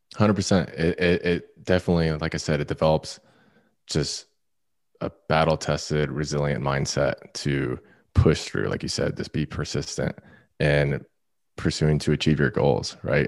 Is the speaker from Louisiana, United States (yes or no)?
no; Florida, United States; moved away; also born or lived in Orange County, California; I'm from Florida. I lived in Orange County at the time.